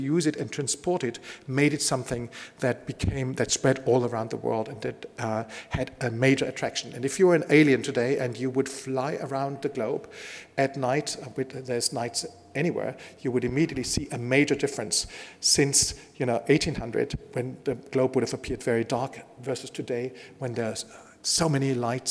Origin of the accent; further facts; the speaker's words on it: Bavaria, Germany; I come from Bavaria